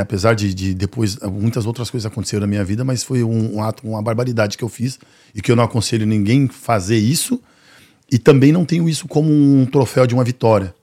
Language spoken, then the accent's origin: Portuguese; São Paulo, Brazil; a realidade da onde eu venho, né, que é o, o Jardim Ângela